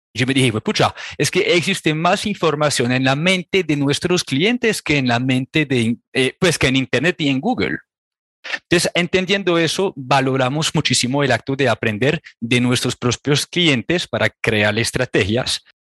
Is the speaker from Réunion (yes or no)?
yes; Réunion; Spanish is a second language; moved away as an adult; also born or lived in France; now in Colombia; yo soy de una pequeña isla que se llama La Reunión